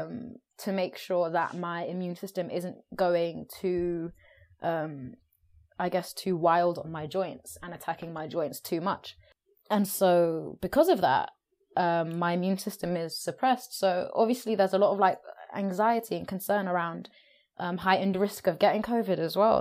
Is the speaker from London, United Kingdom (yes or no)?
yes; London, United Kingdom; also born or lived in Brisbane, Australia / Hackney, East London; I grew up in South London as well